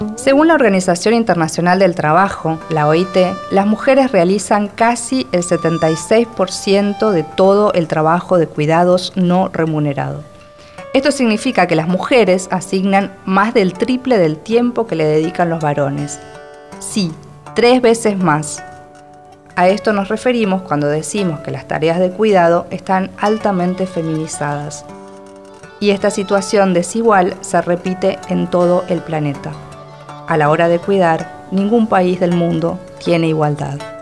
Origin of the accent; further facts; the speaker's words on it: Argentina; soy argentina y escritora